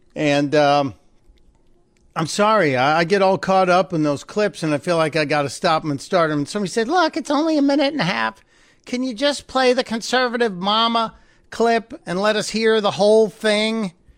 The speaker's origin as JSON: {"language": "English", "town": "Chicago", "region": "Illinois", "country": "United States", "tie": "born or raised there", "said": "my hometown, from Chicago"}